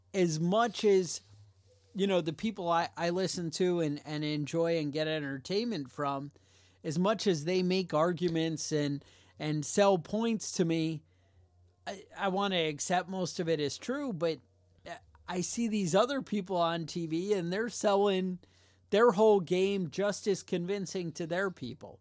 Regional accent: United States; we're American

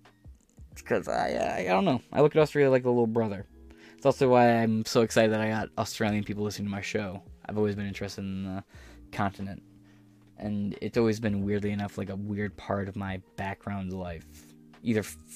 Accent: United States; accent: American; in my American accent

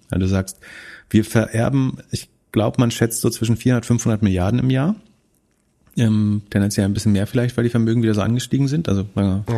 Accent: Greifswald, Mecklenburg-Vorpommern, Germany; in meiner Heimatstadt

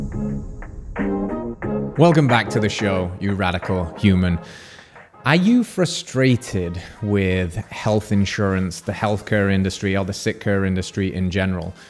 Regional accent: England, United Kingdom; moved away as an adult; now in United States; If you're picking up on the accent, I'm from England

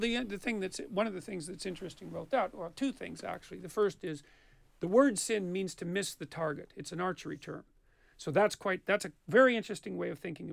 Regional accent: Canada; because I'm Canadian.

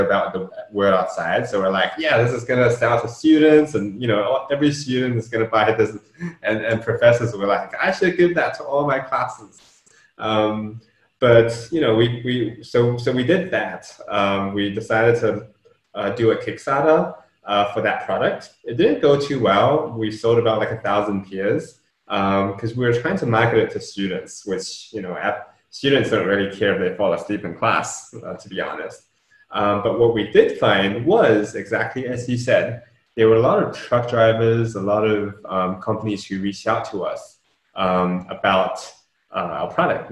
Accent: New Zealand; also born or lived in Shenzhen, China; I was born over there. I grew up in New Zealand.

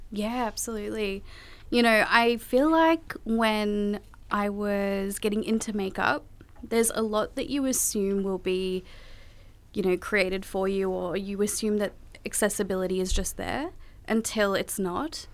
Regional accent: Australia; also born or lived in Kolkata, India; I came to Australia when I was four months old, and I was born in Calcutta, India

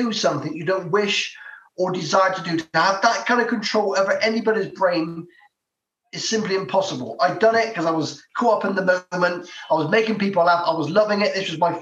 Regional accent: Bristol, South West England, United Kingdom; I'm from Bristol.

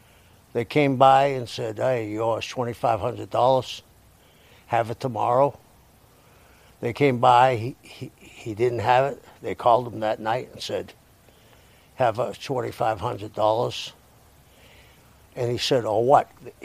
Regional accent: Boston, Massachusetts, United States; I grew up in South Boston.

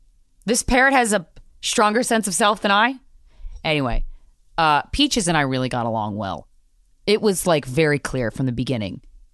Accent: New York, United States; I cannot believe as a New Yorker, I've never been there before.

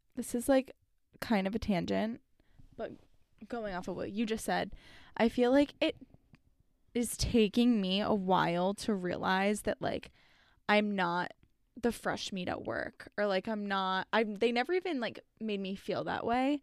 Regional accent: South Florida, United States; growing up in South Florida

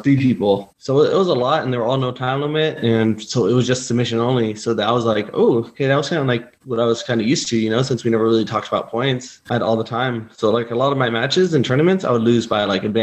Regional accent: Southern California, United States; moved away; I was born in Northern California, but most of my life I was in Southern California.

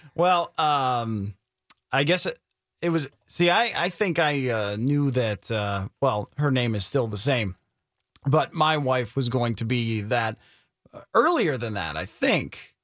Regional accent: New York, United States; moved away; I grew up back in New York in a town that looks like Wisconsin

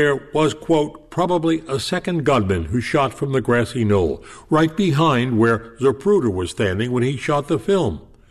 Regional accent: New York, United States; I was a kid from the Bronx

